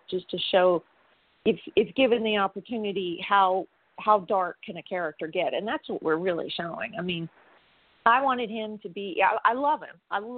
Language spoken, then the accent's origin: English; New Orleans, Louisiana, United States; I'm from New Orleans.